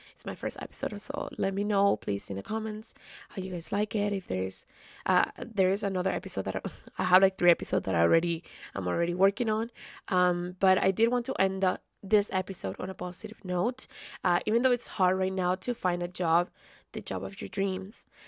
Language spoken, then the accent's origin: English; Caracas, Capital District, Venezuela; moved away; I was born and raised in Caracas, Venezuela